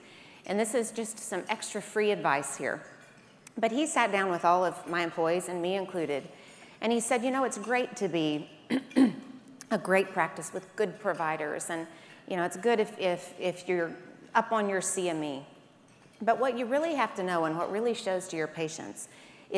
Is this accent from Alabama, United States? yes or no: yes; Birmingham, Alabama, United States; I am from Birmingham, Alabama. That's how we say it there